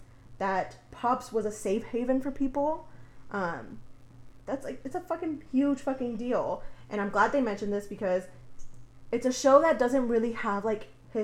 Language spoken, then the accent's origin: English; Texas, United States; I grew up in Texas.